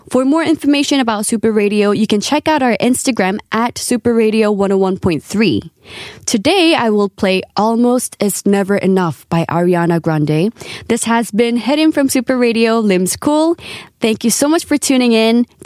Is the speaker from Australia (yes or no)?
no; Hong Kong; English is a second language; when I lived in Hong Kong during my childhood, my family used Korean at home, and I learned English at a Hong Kong local school.